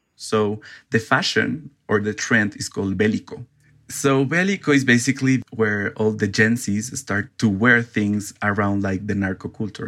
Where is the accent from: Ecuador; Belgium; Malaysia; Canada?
Ecuador; I'm from Ecuador